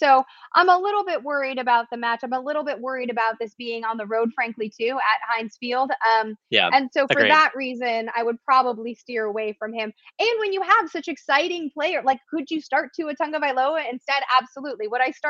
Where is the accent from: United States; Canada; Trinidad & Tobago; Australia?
United States; Chicago, Illinois; I grew up in Chicago.